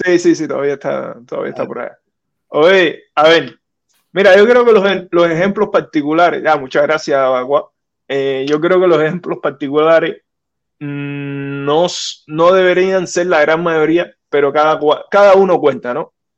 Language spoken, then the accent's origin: Spanish; Cuba; moved away as an adult; now in United States; como ciudadano de Cuba, que nací en Cuba